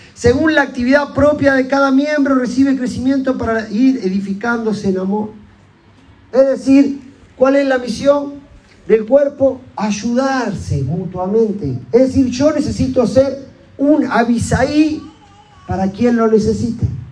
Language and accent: Spanish; Argentina; como ciudadano argentino